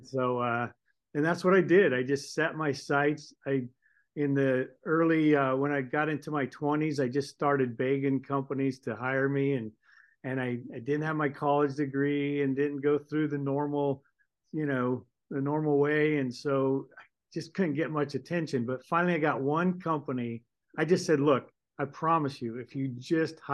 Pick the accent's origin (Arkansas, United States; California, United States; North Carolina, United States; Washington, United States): California, United States; moved away as an adult; now in Boise, United States; I'm a Californian. I'm a grown California, but I left California in about 1990